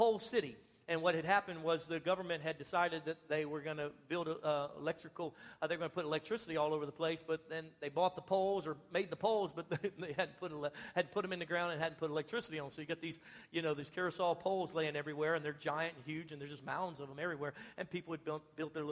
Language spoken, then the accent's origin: English; United States; I'm American